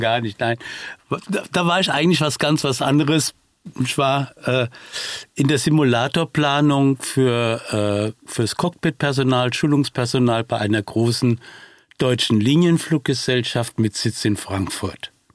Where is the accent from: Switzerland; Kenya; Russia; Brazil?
Brazil; now in Germany; dass ich selbst gebürtiger Brasilianer bin und somit äh, meinem Heimatland doch in irgendeiner Form auf diese Weise mich verbunden fühle